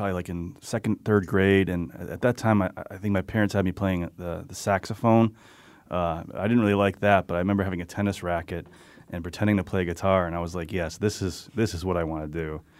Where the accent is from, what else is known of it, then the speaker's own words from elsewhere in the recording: West Hartford, Connecticut, United States; And then I grew up in West Hartford, and a lot of people I grew up with, we all went away.